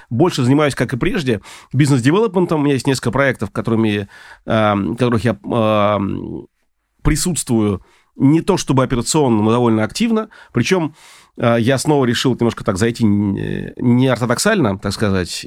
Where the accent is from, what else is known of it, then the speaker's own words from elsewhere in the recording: Saint Petersburg, Russia; moved away as an adult; now in Moscow, Russia; я хотя петербуржец, но последние двенадцать лет я в Москве